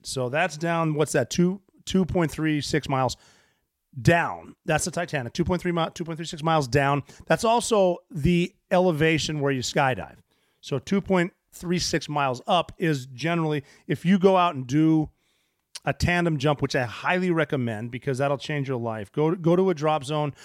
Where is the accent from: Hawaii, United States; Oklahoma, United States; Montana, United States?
Montana, United States; moved away; I grew up in Montana